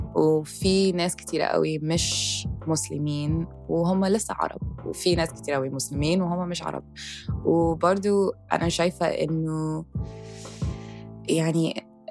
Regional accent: Egypt; انا فخوره ان انا من مصر

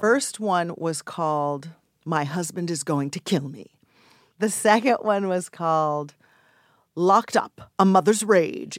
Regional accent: Los Angeles, California, United States; I grew up in Los Angeles, Hollywood, to be exact. I went to Hollywood High

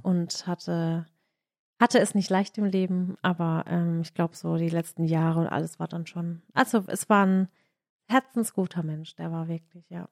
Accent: Baden-Württemberg, Germany; also born or lived in Graben-Neudorf

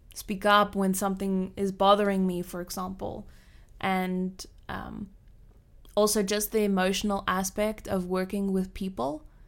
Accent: Cape Town, Western Cape, South Africa; now in Switzerland; I grew up in a small suburb of Cape Town, Cape Town.

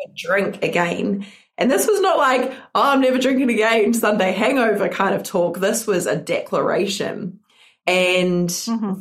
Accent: New Zealand; I am not from Australia. I am from New Zealand

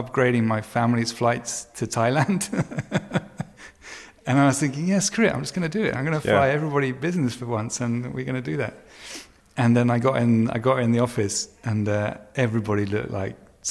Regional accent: United Kingdom; moved away as an adult; now in Venice, United States; I'm British

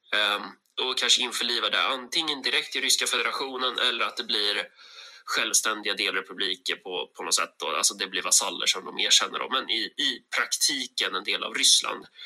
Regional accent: Sweden; vi svenskar

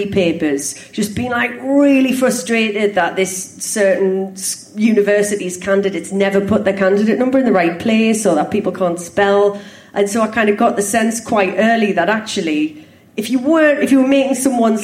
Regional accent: Sunderland, North East England, United Kingdom; Grew up opposite Barnes Park

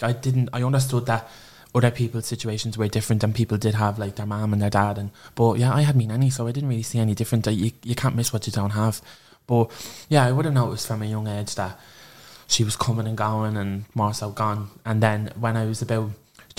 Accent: Clondalkin, Leinster, Ireland; I'm from Clondalkin. I was born and raised there

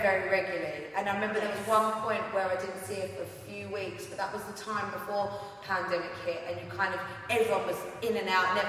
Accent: Ilford, London, United Kingdom; Yeah, Ilford.

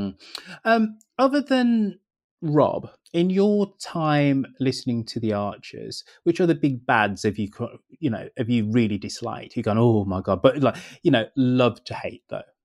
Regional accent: Birmingham, West Midlands, United Kingdom; invented in my hometown

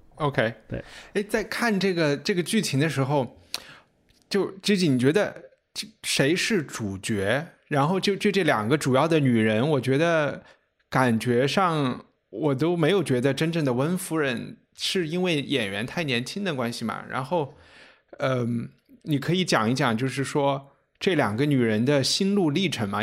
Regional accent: China; 我们中国人

